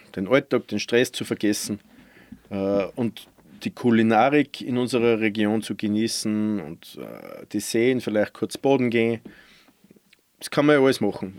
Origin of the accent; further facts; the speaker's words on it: Randegg, Lower Austria, Austria; Also ich bin gebürtiger Mostviertler aus Niederösterreich, Bezirk Scheibs, ja. aus dem kleinen Ort Randeck